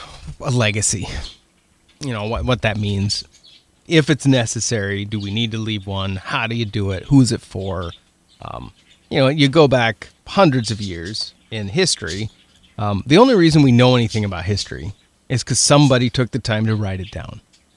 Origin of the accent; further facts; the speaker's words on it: Winston, Oregon, United States; moved away as an adult; Actually, I grew up in a little town called Winston.